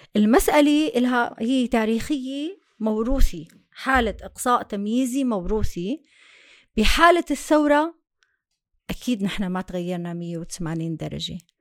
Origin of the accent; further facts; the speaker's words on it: Syria; moved away as an adult; now in Germany; لجوءنا ومع هربنا من سوريا